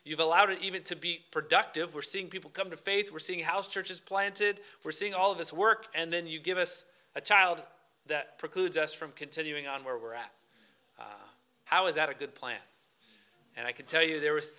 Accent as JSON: {"language": "English", "town": "Niceville", "region": "Florida", "country": "United States", "tie": "born or raised there", "also_born_or_lived": "Indonesia", "moved": "as an adult", "lives_now": "Singapore", "said": "We're both from Florida. That's where we grew up, and our families still live down in Niceville, Florida"}